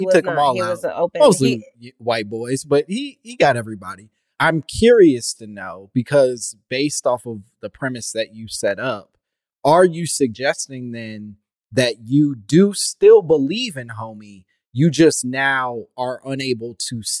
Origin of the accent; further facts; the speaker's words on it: Oak Park, Illinois, United States; I grew up in Oak Park